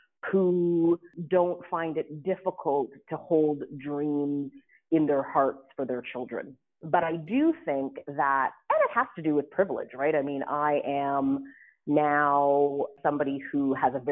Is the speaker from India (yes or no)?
no; Ottawa, Ontario, Canada; moved away as an adult; now in Atlanta, United States; I was born and raised in Ottawa, Ontario, to two parents who immigrated to Canada when they were teenagers